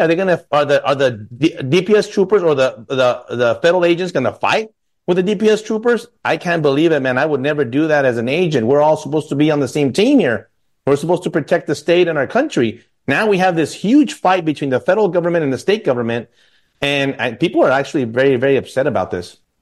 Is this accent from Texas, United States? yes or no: yes; El Paso, Texas, United States; my family growing up in El Paso